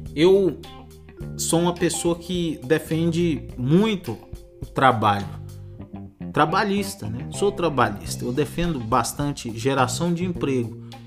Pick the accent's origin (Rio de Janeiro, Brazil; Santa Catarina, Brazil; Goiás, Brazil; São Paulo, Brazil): Goiás, Brazil; moved away as an adult; also born or lived in Rondônia / Barra do Garças, Mato Grosso; now in Matrinchã, Brazil; Eu morava no Mato Grosso, agora tô morando aqui em Goiás, mas nasci em Rondônia.